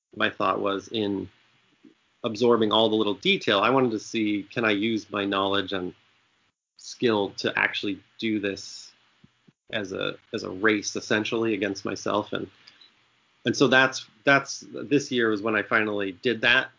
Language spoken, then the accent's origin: English; Maine, United States; also born or lived in Zambia; I grew up in Maine and I never had a boat growing up